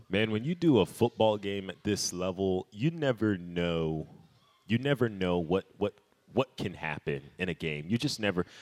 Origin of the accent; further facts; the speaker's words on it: Fayetteville, North Carolina, United States; I kind of grew up in the backwoods of Cumberland County, right on the line with Robinson County